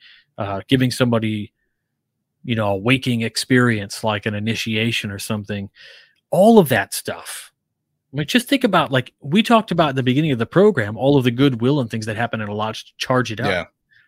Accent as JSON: {"language": "English", "town": "Naples", "region": "Campania", "country": "Italy", "tie": "born or raised there", "said": "I mean, so part of my youth, I was, you know, I grew up in Naples, Italy."}